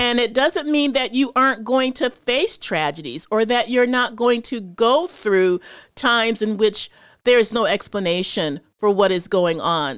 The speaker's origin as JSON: {"language": "English", "town": "Chicago", "region": "Illinois", "country": "United States", "tie": "born or raised there", "said": "I'm from Chicago, and so I've seen a lot of stuff growing up there"}